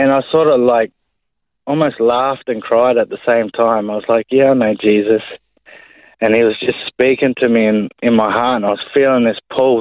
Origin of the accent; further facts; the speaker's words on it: Brisbane, Queensland, Australia; I was born and raised in Brisbane, Queensland, on the north side of Brisbane mainly.